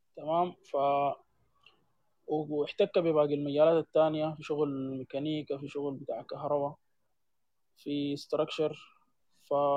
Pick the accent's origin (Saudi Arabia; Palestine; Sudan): Sudan; عندنا في السودان